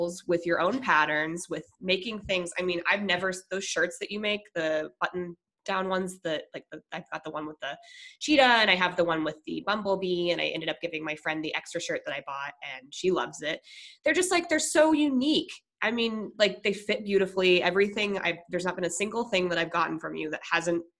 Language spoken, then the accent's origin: English; Minnesota, United States; moved away; also born or lived in Colorado / San Diego; I'm originally from Minnesota, so I'm very Minnesota nice. Like, I'm Midwestern.